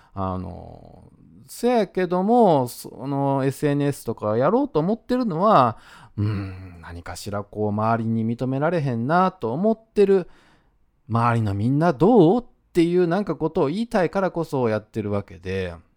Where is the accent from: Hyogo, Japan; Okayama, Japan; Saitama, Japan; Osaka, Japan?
Osaka, Japan; accent: Osaka dialect; 自分が大阪弁で喋ってる